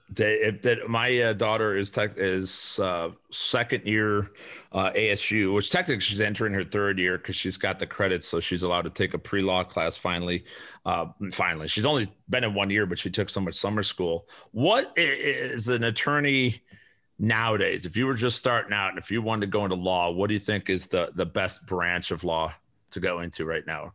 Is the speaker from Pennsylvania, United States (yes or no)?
no; Chicago, Illinois, United States; moved away as an adult; now in Arizona, United States; I grew up on the south side of Chicago.